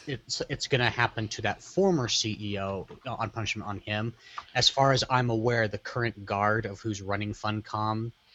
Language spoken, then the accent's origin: English; Texas, United States; technically I am a Texan.